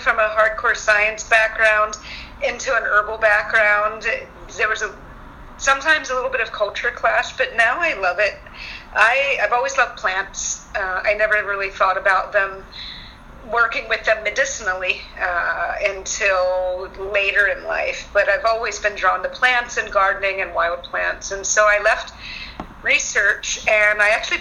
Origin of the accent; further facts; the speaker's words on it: Philadelphia, Pennsylvania, United States; now in Durango, United States; I'm from Philadelphia originally